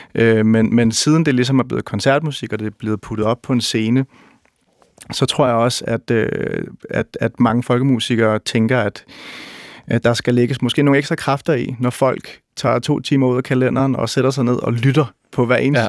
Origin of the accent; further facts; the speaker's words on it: Roskilde, Zealand, Denmark; i Roskilde, hvor jeg, hvor jeg voksede op øh, i, i 70'erne og 80'erne